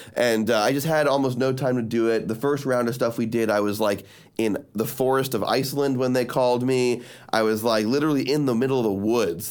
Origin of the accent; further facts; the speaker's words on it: Miami, Florida, United States; I'm from Miami